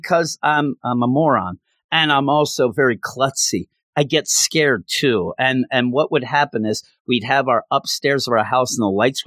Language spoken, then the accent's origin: English; Philadelphia, Pennsylvania, United States; also born or lived in Bucks County, Pennsylvania; I'm from the Philadelphia area